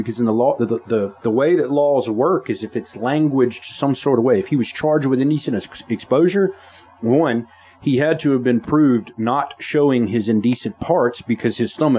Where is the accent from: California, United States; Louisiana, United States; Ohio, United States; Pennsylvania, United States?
Louisiana, United States; Caldwell Parish; Growing up in Caldwell Parish, and I was one of the few Hispanic kids there.